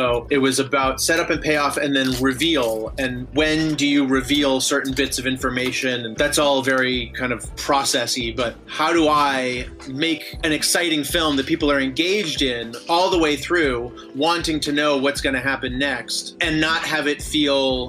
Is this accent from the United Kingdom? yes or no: no; Vancouver, British Columbia, Canada; moved away as an adult; also born or lived in United States; now in Los Angeles, United States; I grew up in Vancouver, Canada, even though I was born in the States